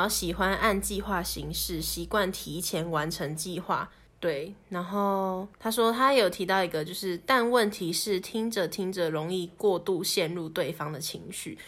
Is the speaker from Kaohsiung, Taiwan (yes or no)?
no; Taipei, Taiwan; moved away as an adult; 我们这一群台北来的